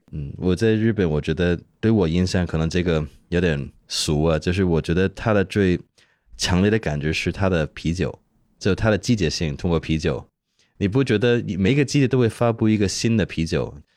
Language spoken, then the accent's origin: Chinese; Hong Kong; 虽然我是香港，生是香港人呢